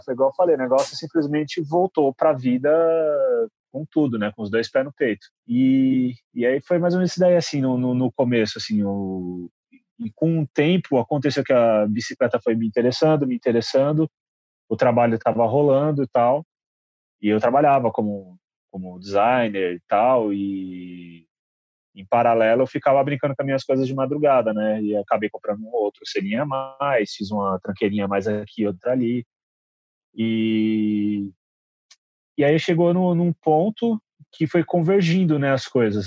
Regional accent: Guarulhos, São Paulo, Brazil; moved away as an adult; now in São Paulo, Brazil; eu sou de Guarulhos.

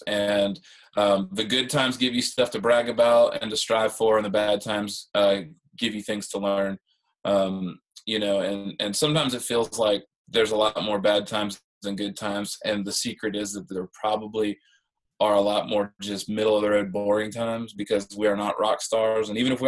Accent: Midwest, United States; You know, I grew up in the Midwest where I didn't feel like I fit in.

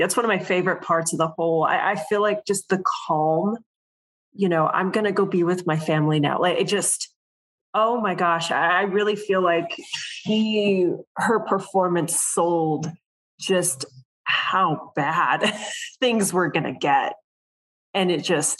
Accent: Texas, United States; I'm from Texas.

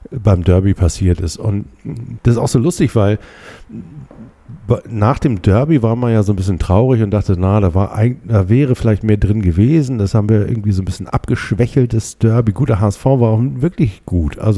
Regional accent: Germany; also ich bin ja hier aufgewachsen, ne? hier, hier oben in, in der Nähe von Hamburg und ähm, in einem kleinen Fischerdorf

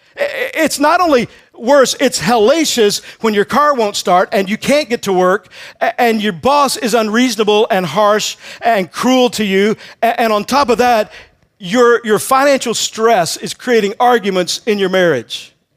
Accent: Texas, United States; I grew up in Texas

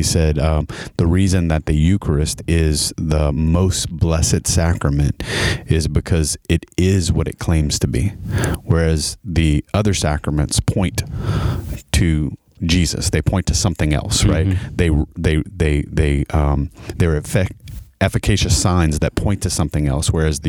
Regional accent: St. Landry Parish, Louisiana, United States; I'm from St. Landry Parish.

